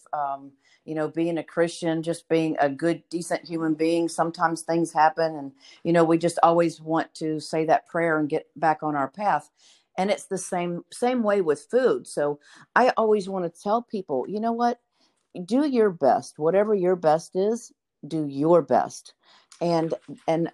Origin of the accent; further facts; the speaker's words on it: the South, United States; I grew up in the South too